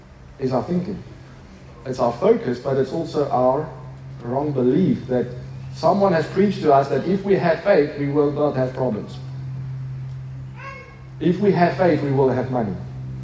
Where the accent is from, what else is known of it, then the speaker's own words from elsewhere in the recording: Turkey; now in Stellenbosch, South Africa; In Stellenbosch, yeah. I'm from Turkey, so that's where it is, amen? God sent me here to teach you.